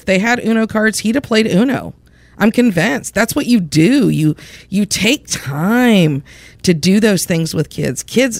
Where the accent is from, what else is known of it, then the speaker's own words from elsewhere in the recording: Indiana, United States; I sound like I'm from Indiana, which I am.